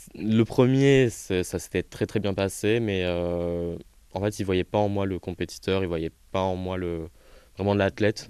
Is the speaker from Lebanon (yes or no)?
no; near Montpellier, Petite Camargue, Occitania, France; accent: accent chantant (southern); moved away; j'ai grandi euh, du côté de Montpellier, dans un petit village, euh, du coup plutôt en petite Camargue.